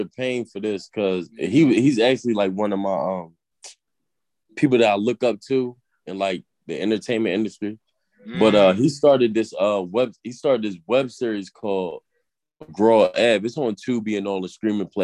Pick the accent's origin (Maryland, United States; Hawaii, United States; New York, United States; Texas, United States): Maryland, United States; Baltimore; now in Philadelphia, United States; I'm actually I'm from Baltimore, but I live in Philly